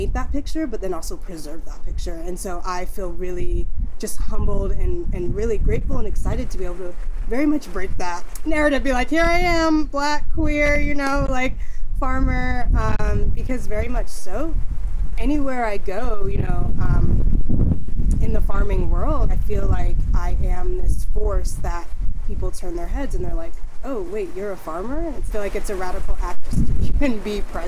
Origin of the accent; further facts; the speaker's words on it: Bay Area, California, United States; also born or lived in New Jersey; we grew up here in the Bay Area, but then when I got into eighth grade, we actually picked up and moved to New Jersey.